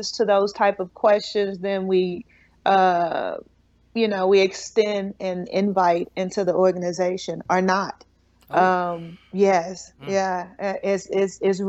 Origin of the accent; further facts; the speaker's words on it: Shreveport, Louisiana, United States; I'm from a small town. I'm from Shreveport, Louisiana. And I grew up with my grandmother's house was next to my aunt's house